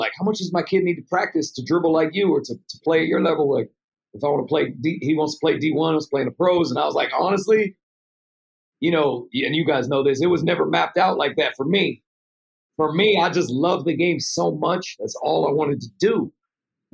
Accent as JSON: {"language": "English", "town": "Keizer", "region": "Oregon", "country": "United States", "tie": "born or raised there", "said": "I used to go to this gym in my hometown, Kaiser"}